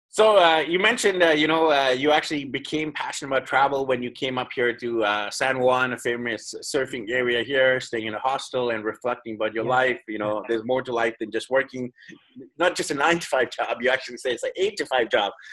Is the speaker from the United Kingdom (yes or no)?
no; Canada; moved away; In my home country of mm. Canada